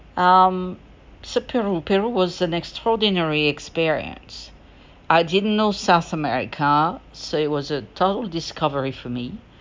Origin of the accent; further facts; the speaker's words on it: France; now in United States; French, because I'm French originally. I'm from France and I'm American as well, and I live in the United States